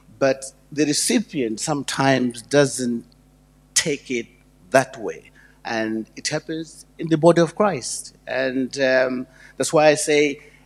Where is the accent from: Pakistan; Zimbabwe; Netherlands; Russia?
Zimbabwe; moved away; I'm from Zimbabwe. It was called Rhodesia then